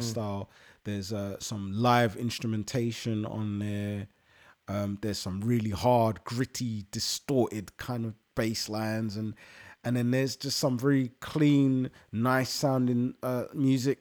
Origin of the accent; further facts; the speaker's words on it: London, United Kingdom; I come from London and 'cause I'm Ghanaian